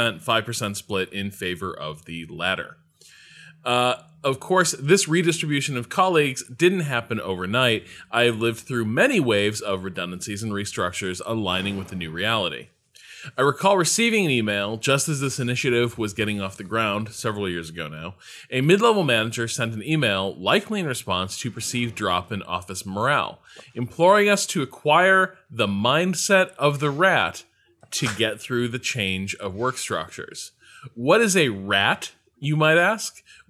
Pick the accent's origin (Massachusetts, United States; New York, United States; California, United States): Massachusetts, United States; Boston; I'm from Boston.